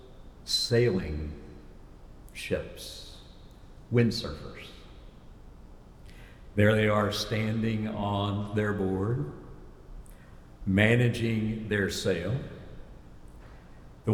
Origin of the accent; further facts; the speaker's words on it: Columbia, South Carolina, United States; I'm from Columbia, South Carolina